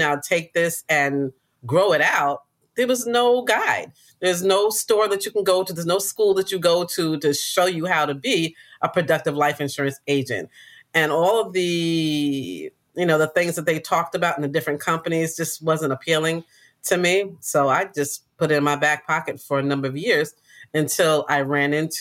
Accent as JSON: {"language": "English", "town": "New York City", "region": "New York", "country": "United States", "tie": "born or raised there", "said": "I grew up in Queens"}